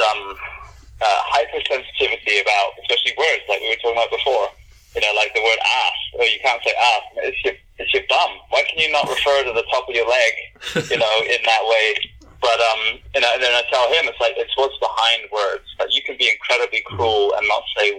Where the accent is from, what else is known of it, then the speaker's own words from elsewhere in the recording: United Kingdom; moved away; as we Brits tend to be